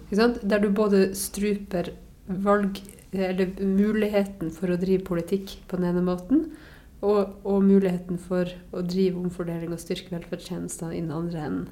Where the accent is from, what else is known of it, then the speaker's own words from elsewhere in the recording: Varangerfjord, Finnmark, Norway; Varangerfjorden, som jo er den fjorden som er rett ned forbi min, eh, mitt, eh, mitt, hjem, eh, der jeg vokste opp.